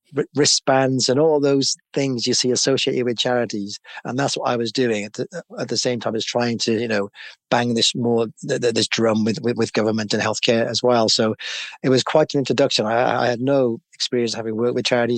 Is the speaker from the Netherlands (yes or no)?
no; Cardiff, Wales, United Kingdom; moved away as an adult; also born or lived in London; I know a lot of people in that area where I was brought up